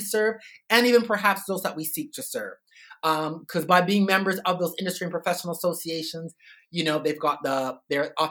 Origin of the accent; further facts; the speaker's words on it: Toronto, Ontario, Canada; moved away as an adult; now in Sydney, Australia; I'm not originally from Australia. I'm from Toronto, Canada.